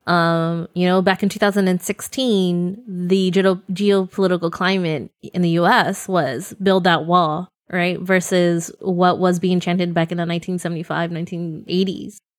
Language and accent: English; Central Valley, California, United States; moved away; also born or lived in Bay Area; I grew up in the Central Valley